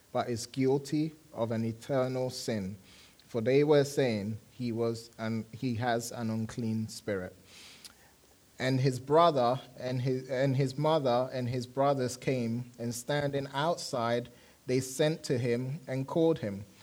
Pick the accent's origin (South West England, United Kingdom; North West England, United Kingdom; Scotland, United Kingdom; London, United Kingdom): London, United Kingdom; moved away; I enjoyed living in London, grew up in London